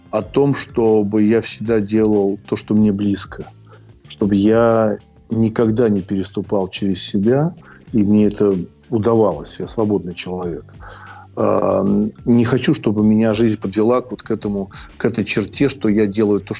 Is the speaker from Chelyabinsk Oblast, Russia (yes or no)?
no; Moscow, Russia; Ну, понимаете, я коренной москвич, и я не могу воспринимать это одним вот, вот одна улица там.